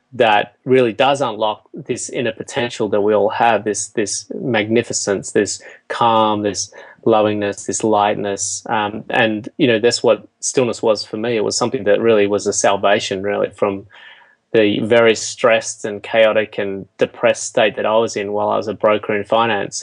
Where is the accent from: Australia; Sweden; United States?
Australia; they moved to Australia after they got married, and um, you know, I, I, grew up on a farm